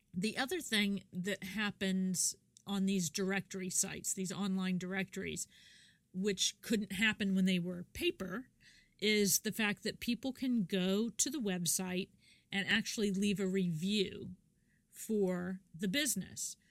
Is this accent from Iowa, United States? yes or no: no; Kansas, United States; moved away; I'm from Kansas originally